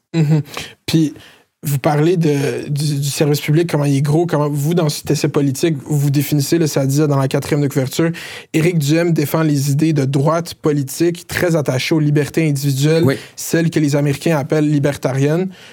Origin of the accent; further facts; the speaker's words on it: Laval, Quebec, Canada; Je suis né à Cité de la santé. J'ai grandi à Chemédé, Saint-Martin-de-Laurentide, dans ce coin-là